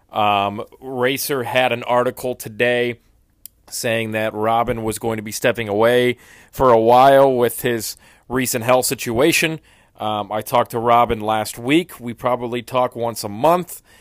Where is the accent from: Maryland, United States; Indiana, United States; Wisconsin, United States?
Indiana, United States; Northwest; when I was growing up in Northwest Indiana